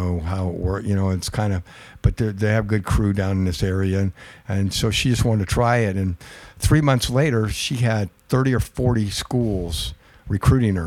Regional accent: Pacific Northwest, United States; now in Long Beach, United States; I come from the Pacific Northwest where I love a good rainy day

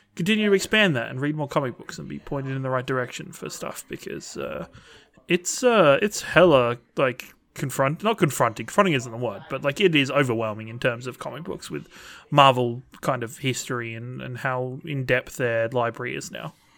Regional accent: England, United Kingdom; when I was growing up in England

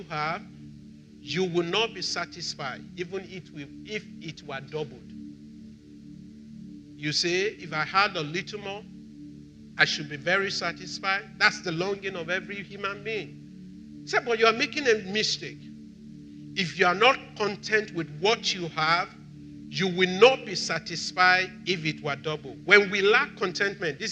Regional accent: Nigeria; I'm Nigerian.

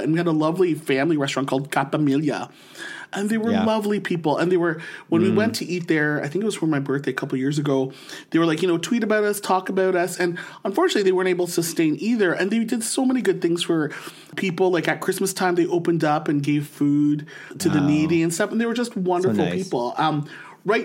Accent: Philippines; Yeah, I am Filipino, but I want to support.

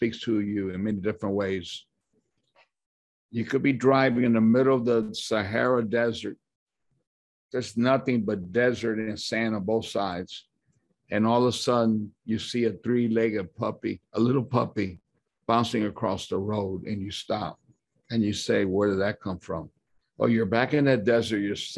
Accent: Tampa, Florida, United States; moved away as an adult; now in Dominican Republic; I was born and raised in Tampa, Florida

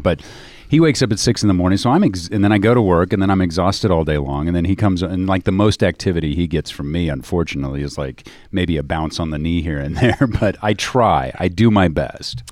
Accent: Dallas, Texas, United States; moved away; also born or lived in Missouri; I grew up in Dallas

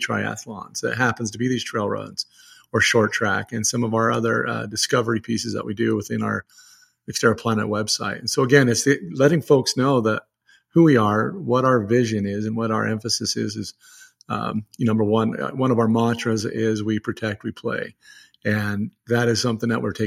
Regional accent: Utah, United States; we're both from Utah.

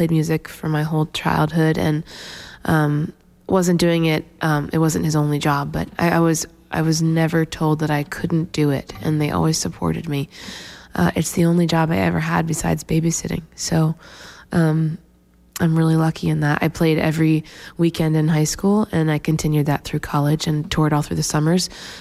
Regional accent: Pennsylvania, United States; also born or lived in Massachusetts; now in Nashville, United States; I'm originally from Pennsylvania, and I've lived now in Nashville for 6

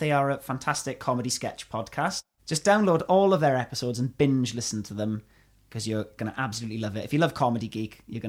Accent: Llanelli, Wales, United Kingdom; my hometown, Llanelli.

